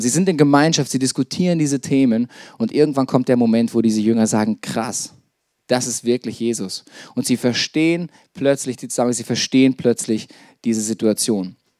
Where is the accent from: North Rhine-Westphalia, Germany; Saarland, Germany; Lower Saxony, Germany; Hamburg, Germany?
North Rhine-Westphalia, Germany; Detmold; moved away as an adult; also born or lived in Lake Starnberg, Bavaria; ich bin in Detmold aufgewachsen